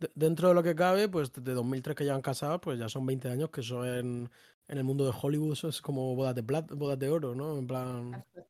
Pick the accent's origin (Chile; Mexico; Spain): Spain; Madrid, Community of Madrid; somos madrileños